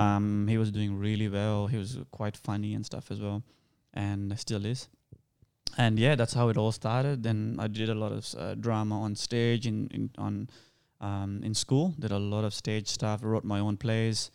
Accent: Sri Lanka; accent: Sri Lankan; now in Australia; Even though I don't sound Indian, I actually sound more Sri Lankan.

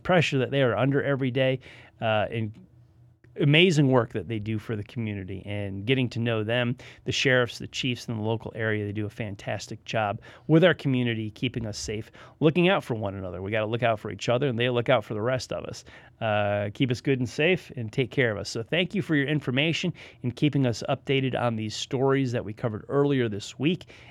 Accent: United States; I tell people I'm not a Yankee. I'm a Northerner. I came down here.

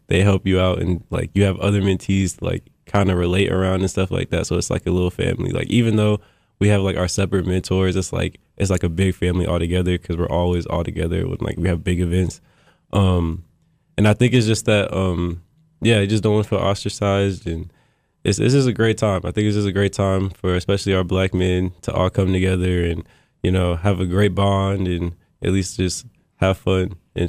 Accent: Louisville, Kentucky, United States; also born or lived in North Carolina / California / Colorado / Pennsylvania; now in Maryland, United States; I'm from Louisville, Kentucky, but we ventured out because I am a military kid, so we've been everywhere. So I've been to like North Carolina, California, Colorado, Pennsylvania, and then I live in Maryland right now.

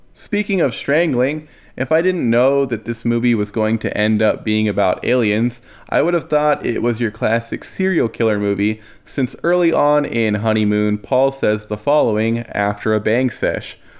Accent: United States; I'm saying that as an American

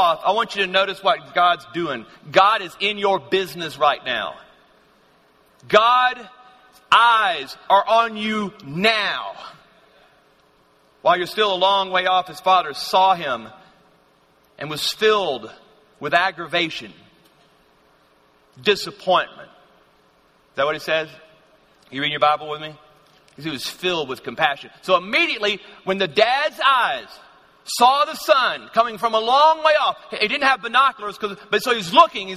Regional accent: Louisiana, United States; growing up in Louisiana. That's where I'm from.

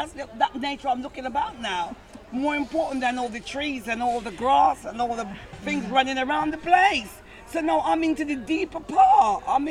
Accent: Scotland, United Kingdom; like I grew up a bit in Scotland and other places.

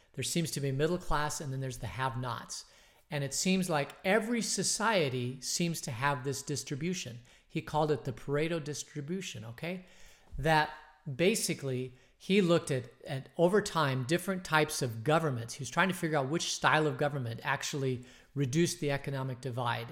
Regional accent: Phoenix, Arizona, United States; I grew up in Phoenix

